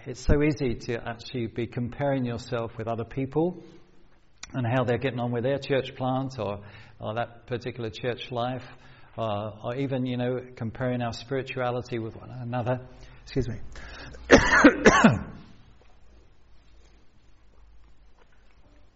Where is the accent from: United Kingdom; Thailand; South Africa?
United Kingdom; London; moved away as an adult; also born or lived in South Coast, England / Cambridge, England; growing up on a council estate in South London